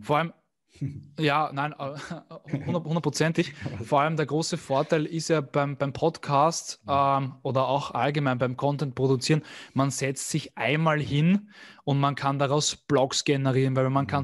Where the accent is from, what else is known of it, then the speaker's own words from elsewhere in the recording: Vienna, Austria; bin aus Wien